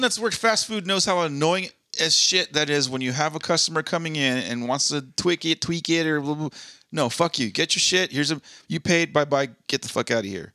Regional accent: Southern California, United States; moved away; I'm born and raised in SoCal

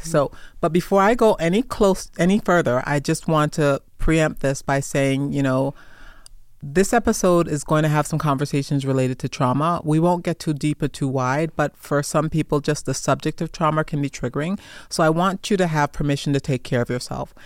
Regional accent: New York City, New York, United States; moved away; also born or lived in Jamaica; I am a Jamaican immigrant. I am a Persian Gulf desert, desert storm veteran, prior service Marine. I grew up in Brooklyn, New York

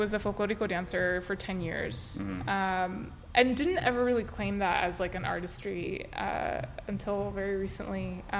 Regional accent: Los Angeles, California, United States; also born or lived in South Korea; I'm born and raised in Cypress Park. My parents still live there. Obviously went to Pitzer with you, and then did some traveling, lived in Korea

